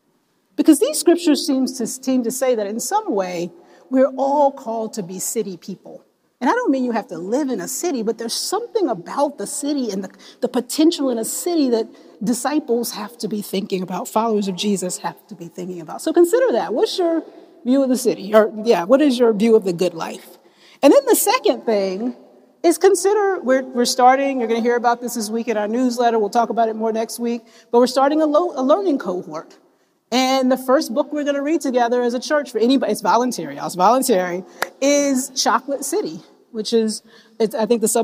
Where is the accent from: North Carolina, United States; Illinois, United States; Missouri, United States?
North Carolina, United States; moved away as an adult; now in Washington, United States; So when I came here, I came to DC in 2004. I came from North Carolina, a town of, at the time, of about 230,000 people.